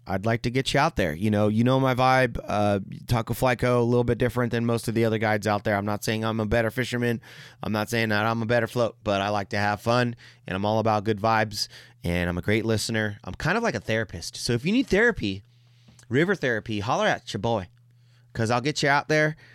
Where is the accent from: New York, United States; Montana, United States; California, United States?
California, United States; San Jose; also born or lived in Mexico (ancestry); now in Quincy, United States; I grew up in San Jose and, like, it's very diverse there